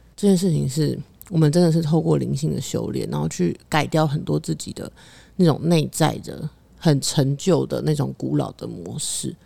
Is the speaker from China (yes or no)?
no; Taiwan; 我出生在台湾亚这个洲，亚洲这个地方